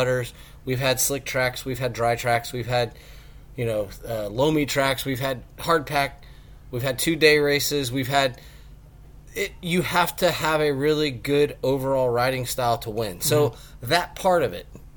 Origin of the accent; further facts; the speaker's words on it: Central Florida, United States; We're from Central Florida